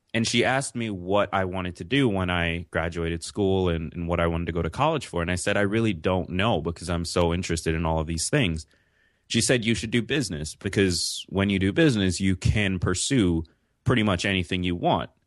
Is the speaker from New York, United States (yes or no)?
yes; New York City, New York, United States; also born or lived in Jamaica; I'm from New York City